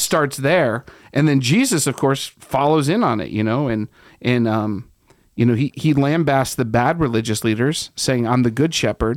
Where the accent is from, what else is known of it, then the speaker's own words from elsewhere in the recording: Ohio, United States; moved away; I'm from Ohio